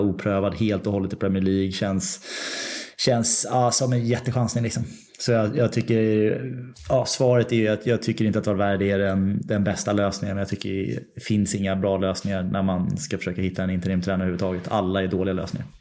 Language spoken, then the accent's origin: Swedish; London, United Kingdom; Det är min hemstad. Men är, jag är ju en östra London-kille